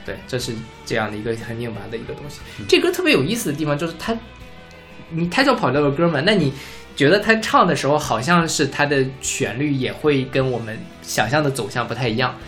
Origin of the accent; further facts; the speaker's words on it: near Jianping, Liaoning, Inner Mongolia, China; moved away; 我家是在内蒙古自治区